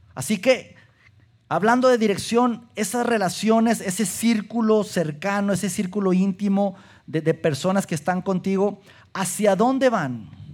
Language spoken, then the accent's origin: Spanish; Durango, Mexico; moved away; nací, crecí en la ciudad de Durango